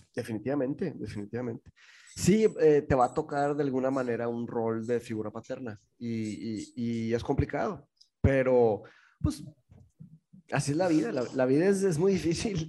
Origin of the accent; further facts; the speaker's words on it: Mexico; also born or lived in England; aquí en México estábamos mi mamá, mi hermano, mi padrastro y yo